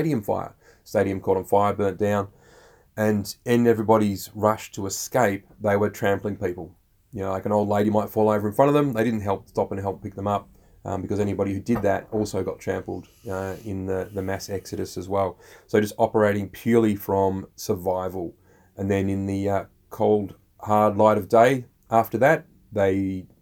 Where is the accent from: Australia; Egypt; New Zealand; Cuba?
Australia